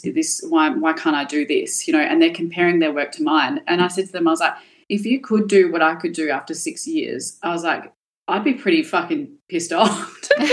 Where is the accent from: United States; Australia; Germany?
Australia; Perth, Western Australia; I grew up in Balga, which was a really, really low socioeconomic area.